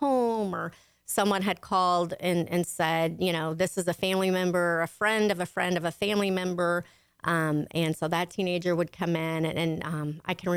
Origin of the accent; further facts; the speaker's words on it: Conroe, Texas, United States; also born or lived in Houston, Texas; my parents decided to come to Conroe when I was in fifth grade. So I grew up here and then graduated Conroe High, class of 87